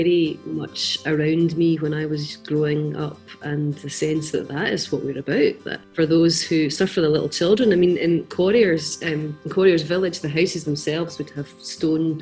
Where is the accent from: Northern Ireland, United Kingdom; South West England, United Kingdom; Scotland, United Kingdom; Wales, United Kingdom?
Scotland, United Kingdom; Quarriers Homes, Renfrewshire; now in Greenock, United Kingdom; I was raised in a really kind of unconventional home. My parents were house parents at a place called Quarriers Homes